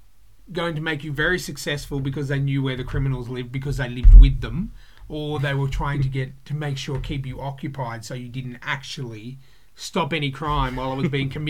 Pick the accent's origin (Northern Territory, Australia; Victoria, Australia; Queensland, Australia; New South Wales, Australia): New South Wales, Australia; Blacktown; I grew up in the mean streets of Blacktown.